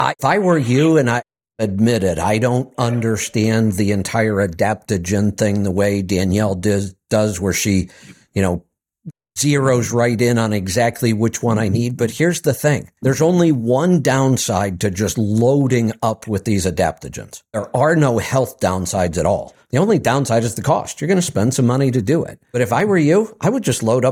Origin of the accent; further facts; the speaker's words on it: Akron, Ohio, United States; now in Central Florida, United States; I was from Akron, Ohio, and I moved to Central Florida